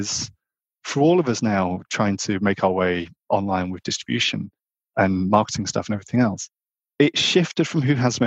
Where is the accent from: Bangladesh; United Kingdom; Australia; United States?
United Kingdom; Northern England; I grew up in Northern England on a very rural farm